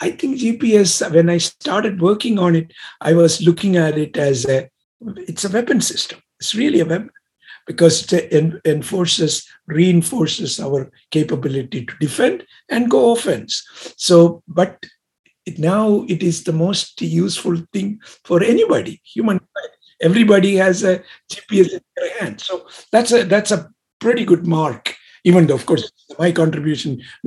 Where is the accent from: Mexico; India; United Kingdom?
India; moved away as an adult; also born or lived in Pasadena, California; now in United States; I come from originally from India, and I came actually in 1967.